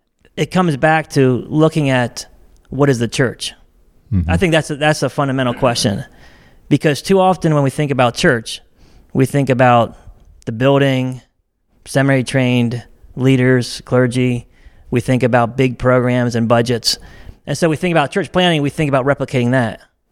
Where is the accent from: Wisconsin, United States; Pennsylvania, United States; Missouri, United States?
Pennsylvania, United States; now in Ohio, United States; Yes, good morning. Thank you. … I grew up in Lancaster County, Pennsylvania.